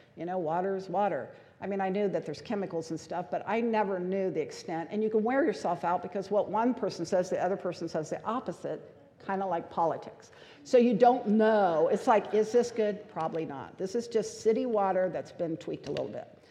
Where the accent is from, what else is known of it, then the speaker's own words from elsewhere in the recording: United States; We as American culture